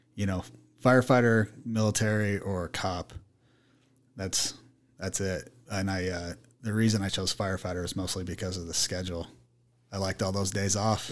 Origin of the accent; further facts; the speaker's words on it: Mesa, Arizona, United States; I was born and raised in Mesa